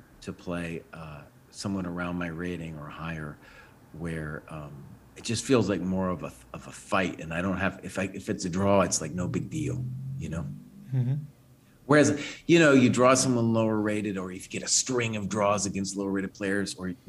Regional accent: United States; growing up in the American chess scene

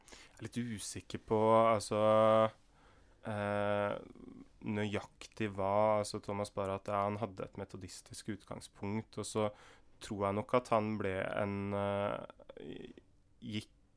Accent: Indre Østfold, Norway; moved away as an adult; also born or lived in Kristiansand; Der jeg vokste opp i Indre Østfold

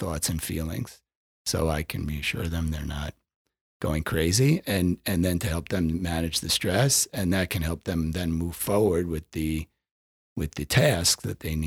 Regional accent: Westchester County, New York, United States; I grew up in Westchester County.

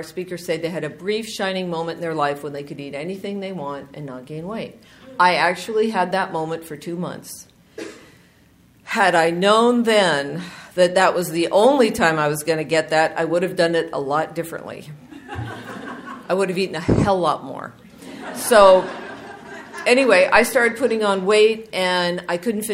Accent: Southern California, United States; I'm from Southern California, and we would go to the beach every summer

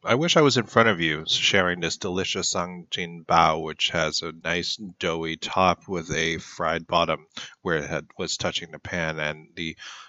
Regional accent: Toronto, Ontario, Canada; born there; I was born in St. Michael's.

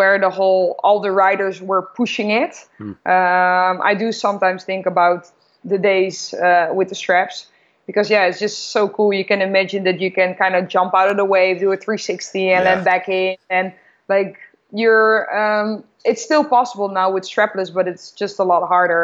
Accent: Noordwijk, South Holland, Netherlands; I grew up in Noordwijk, which is a small coastal village, about 30 minutes south of Amsterdam.

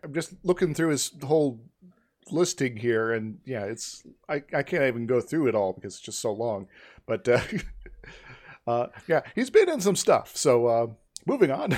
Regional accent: Iowa, United States; moved away; I'm originally from Iowa

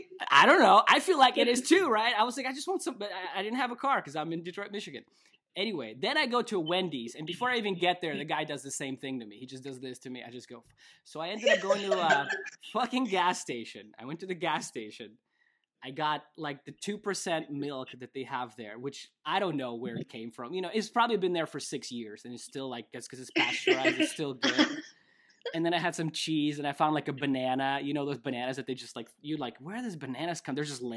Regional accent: Russia; I grew up in Russia. Milk is very common food, dairy stuff.

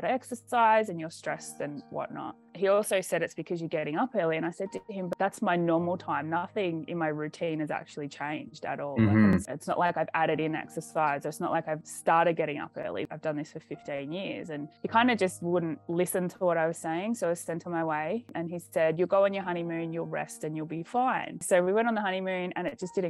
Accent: Australia; I'm from Australia.

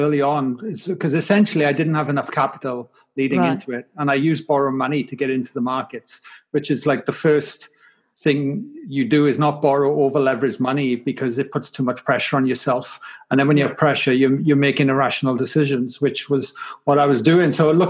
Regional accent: Wales, United Kingdom; But growing up in Wales was pretty tough as well. I mean, I grew up in a valley. On a council estate

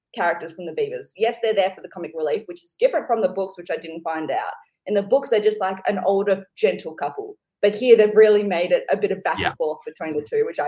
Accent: Australia; growing up in Australia, watching a lot of British comedies, having a lot of British family and friends

